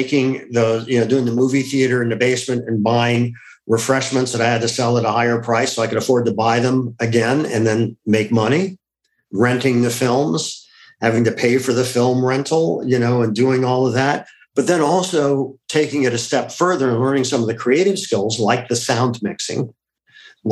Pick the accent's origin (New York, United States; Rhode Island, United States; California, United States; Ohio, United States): Ohio, United States; It was a classic Midwestern upbringing. I grew up in Ohio.